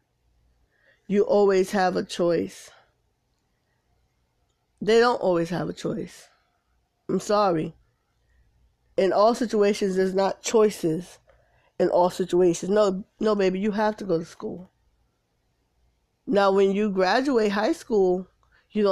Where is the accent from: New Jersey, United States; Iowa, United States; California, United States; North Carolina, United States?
New Jersey, United States; Paterson; now in South Carolina, United States; my hometown, Patterson